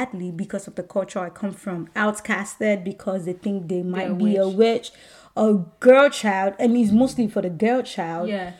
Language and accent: English; Nigeria; moved away; I'm not only a Nigerian